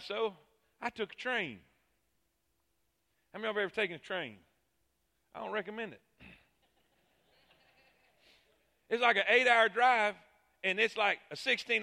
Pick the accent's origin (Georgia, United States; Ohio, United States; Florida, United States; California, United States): Florida, United States; Fort Pierce; moved away as an adult; also born or lived in Alabama; I grew up in Fort Pierce